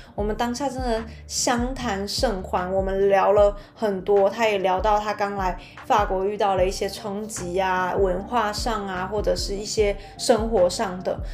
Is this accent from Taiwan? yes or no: yes; Taiwan; moved away as an adult; now in France; 我就说，“台湾。”